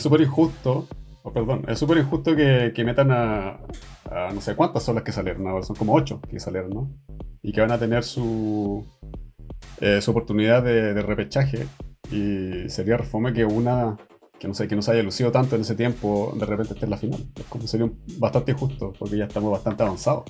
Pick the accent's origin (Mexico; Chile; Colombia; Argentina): Chile; Viña del Mar, Valparaíso; moved away as an adult; now in Sweden; Pero soy chileno. Yo crecí y me crié en, en, Chile, pues soy de Viña.